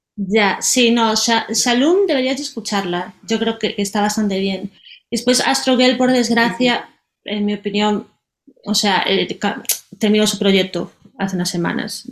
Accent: Galicia, Spain; moved away as an adult; now in Berlin, Germany; yo soy gallega

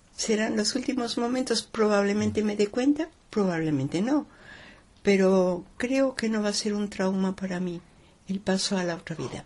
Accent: Mexico City, Mexico; moved away; Yo soy mexicana, nacida en la capital de la, de la República Mexicana

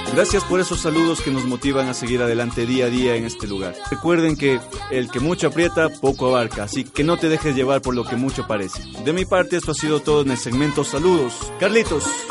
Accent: Guayaquil, Guayas, Ecuador; Yo soy de Guayaquil, bloque 8, Flor de Bastión

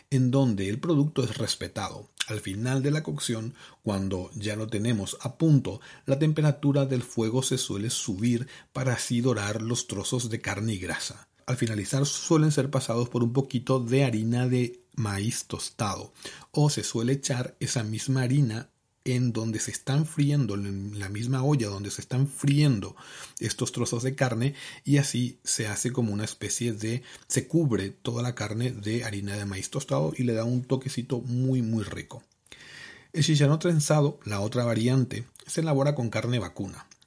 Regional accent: Caaguazú, Paraguay; now in Seville, Spain; Yo orgullosamente caguaseño. De Caguazú.

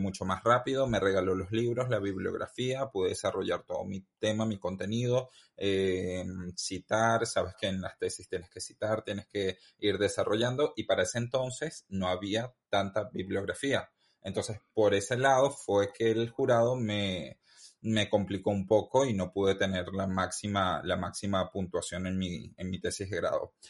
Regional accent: Venezuela; moved away as an adult; now in Madrid, Spain; Salí de Venezuela a los 25 años, joven

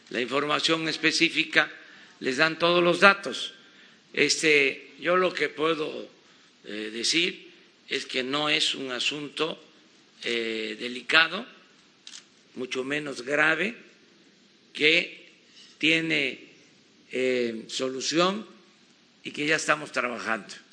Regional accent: Mexico; saben que somos mexicanos

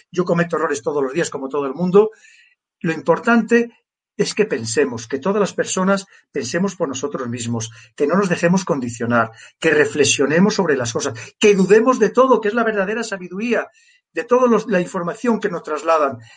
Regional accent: Spain; Yo creo que los afortunados somos nosotros los españoles por tener esas maravillosas islas

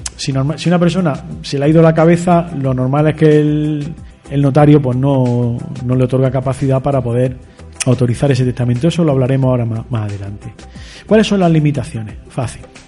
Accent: Spain; yo soy español

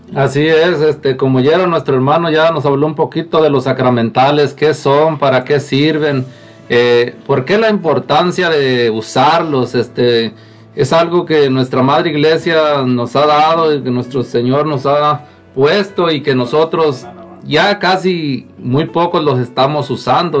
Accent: Zacatecas, Mexico; now in Lacey, United States; de aquí de Lacey. Eh, normalmente soy de Zacatecas

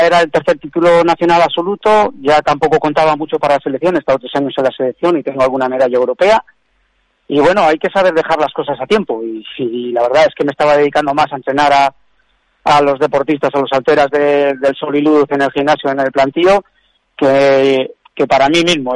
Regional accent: Burgos, Castile and León, Spain; yo soy burgalés del barrio de Gamonal

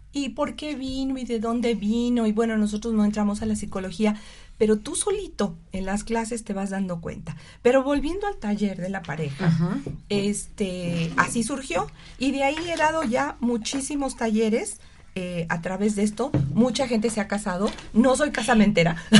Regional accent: Mexico City, Mexico; moved away; yo soy originalmente del DF

